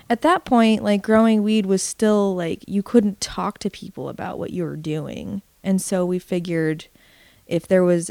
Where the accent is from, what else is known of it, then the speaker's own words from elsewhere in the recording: Alaska, United States; moved away as an adult; now in Eugene, United States; I was born in Alaska. Ended up moving to Eugene, Oregon in my 20s